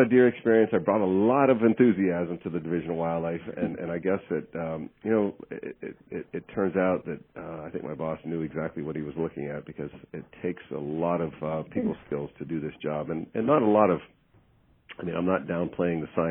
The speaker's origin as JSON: {"language": "English", "town": "Warren", "region": "Ohio", "country": "United States", "tie": "born or raised there", "also_born_or_lived": "Columbus, Ohio / Virginia", "moved": "as an adult", "said": "I'm an Ohio native. I was born and raised in Trumbull County some time ago."}